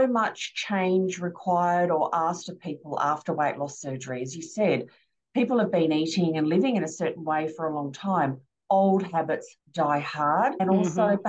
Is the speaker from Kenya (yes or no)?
no; Australia; I'm Aussie